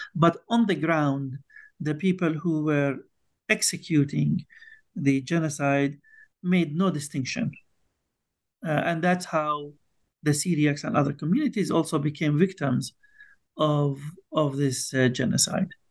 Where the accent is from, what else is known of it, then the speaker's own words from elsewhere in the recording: Bethlehem, West Bank, Palestine; I was born and raised in Bethlehem uh, in the West Bank in Palestine